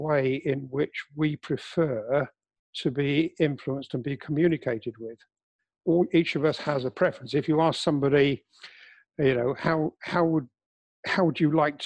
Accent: England, United Kingdom; I'm English

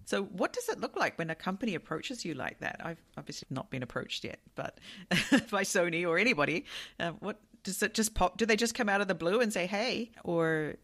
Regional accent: New Zealand; now in Japan; I come from New Zealand.

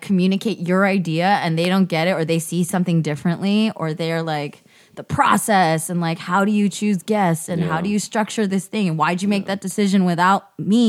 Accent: the Bay Area, California, United States; now in Los Angeles, United States; I grew up in the Bay

